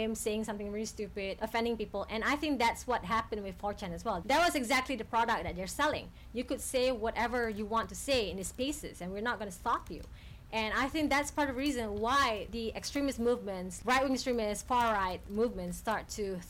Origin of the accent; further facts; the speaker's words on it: Malaysia; growing up in Malaysia, we were taught when we were younger